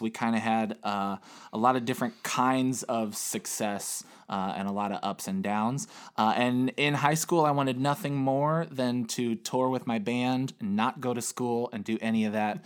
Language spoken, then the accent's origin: English; Chicago, Illinois, United States; I was born in Chicago, Illinois, on November thirteenth, nineteen eighty-six.